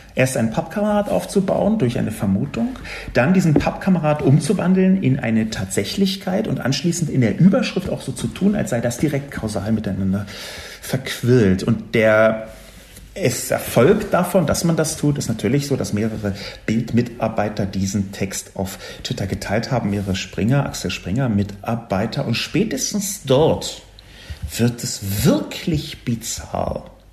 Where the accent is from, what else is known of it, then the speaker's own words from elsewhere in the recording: Berlin, Germany; ich bin in West-Berlin aufgewachsen, im amerikanischen Sektor